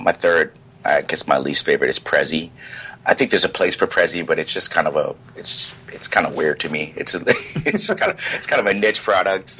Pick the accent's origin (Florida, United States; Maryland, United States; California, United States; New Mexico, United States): Maryland, United States; Silver Spring; also born or lived in Hampton, Virginia; I'm from Maryland originally, Silver Spring, Maryland